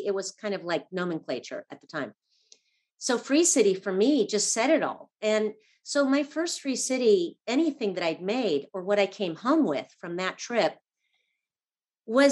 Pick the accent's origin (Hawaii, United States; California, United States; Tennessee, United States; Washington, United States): California, United States; Los Angeles; I grew up in Laurel Canyon in the 70s, very creative family, artists